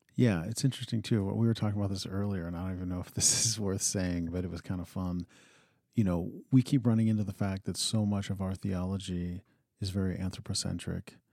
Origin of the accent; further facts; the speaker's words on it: Western Pennsylvania, United States; now in Montana, United States; I grew up in Western Pennsylvania